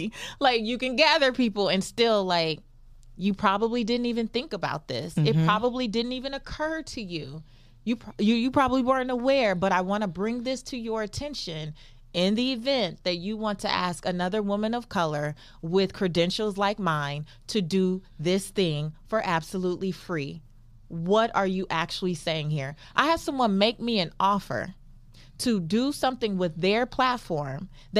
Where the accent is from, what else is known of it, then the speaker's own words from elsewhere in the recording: Los Angeles, California, United States; I'm still from South Central Los Angeles.